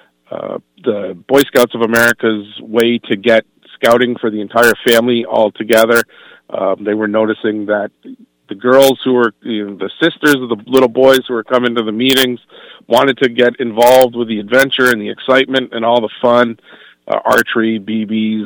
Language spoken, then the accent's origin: English; Eastern Connecticut, United States; I am local, born and bred right here in Eastern Connecticut